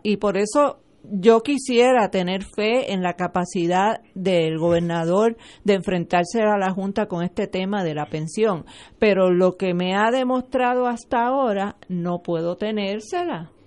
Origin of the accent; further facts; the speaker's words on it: Puerto Rico; somos una colonia de Estados Unidos